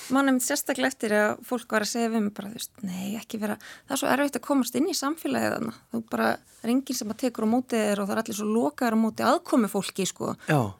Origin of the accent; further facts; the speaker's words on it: Garðabær, Capital Region, Iceland; moved away as an adult; now in Akranes, Iceland; ég er úr Garðabæi